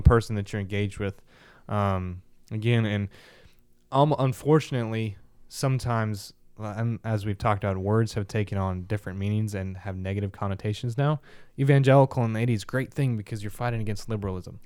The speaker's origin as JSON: {"language": "English", "town": "Kansas City", "region": "Midwest", "country": "United States", "said": "We're from Kansas City"}